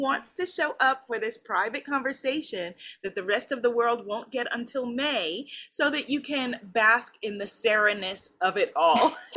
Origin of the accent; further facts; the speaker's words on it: New York, United States; now in Guyana; I'm a New Yorker